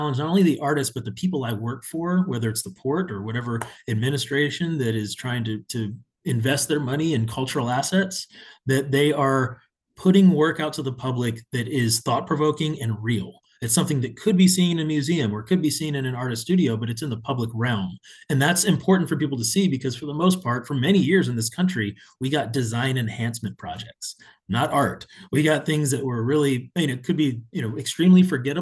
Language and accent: English; Houston, Texas, United States; also born or lived in San Antonio; returning to my hometown and being on the public art side of things multiple times over. I worked for the Houston Arts